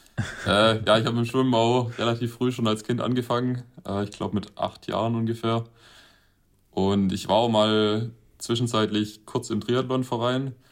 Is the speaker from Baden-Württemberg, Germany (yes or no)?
yes; Winden, Baden-Württemberg, Germany; in Winden statt, ähm, praktisch in meiner Heimatstadt